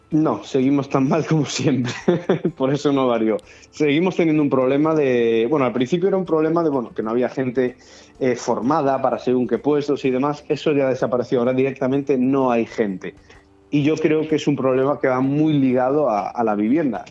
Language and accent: Spanish; Galicia, Spain; moved away; Yo soy gallego y en, Galicia todavía se estila mucho la, la, aldea